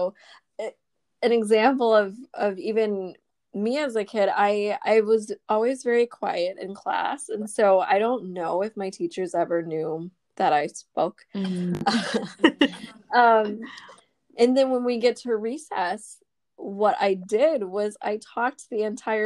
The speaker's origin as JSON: {"language": "English", "country": "United States", "said": "I'm Vietnamese American and I am also an oldest daughter."}